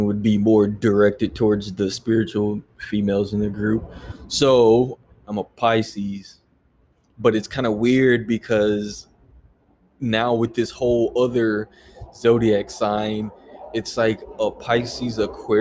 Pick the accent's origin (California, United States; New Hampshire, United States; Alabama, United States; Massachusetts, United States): California, United States; San Diego; now in Hawaii, United States; I am originally from San Diego. Yeah. So, Cali kid, right?